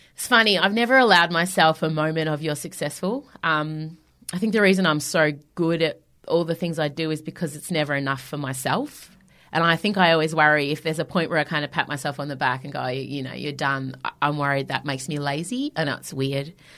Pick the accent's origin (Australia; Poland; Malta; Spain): Australia; Melbourne, Victoria; I've sold out Hamer Hall in my hometown